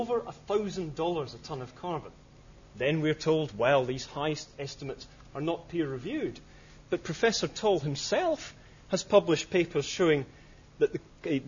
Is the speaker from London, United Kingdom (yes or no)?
no; Scotland, United Kingdom; I'm Scottish